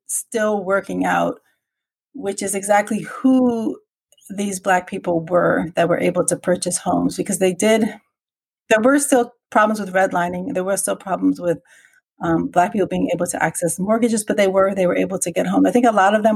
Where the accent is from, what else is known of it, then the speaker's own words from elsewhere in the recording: Washington, District of Columbia, United States; moved away as an adult; also born or lived in Kansas; now in Merced, United States; I'm originally from Washington, D.C. I graduated high school in 1991, just to give you a context of the time period that I grew up